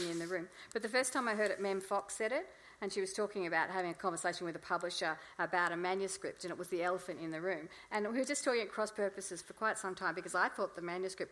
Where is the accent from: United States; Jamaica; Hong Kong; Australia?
Australia; Melbourne, Victoria; I'm from Melbourne